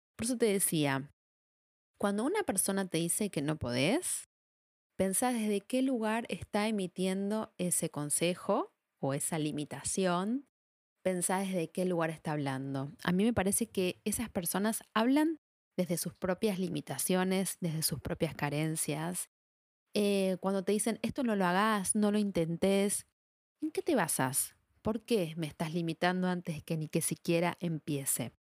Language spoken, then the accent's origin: Spanish; Argentina; soy de Argentina, estudié en la Universidad de Buenos Aires